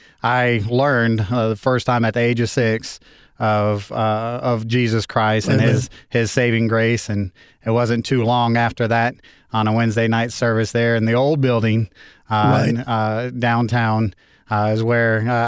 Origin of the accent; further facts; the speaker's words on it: Lancaster, California, United States; moved away as an adult; also born or lived in Alaska / Tucson, Arizona / Okinawa; I was born and raised in Lancaster, California, in Antelope Valley there. All of my upbringing up until 18 years old when I joined the military, joined the Air Force right out of high school, right after graduation.